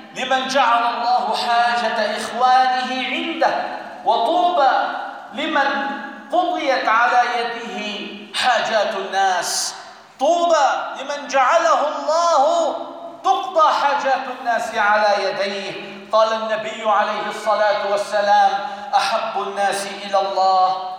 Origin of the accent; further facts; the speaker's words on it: Syria; بلدنا سوريا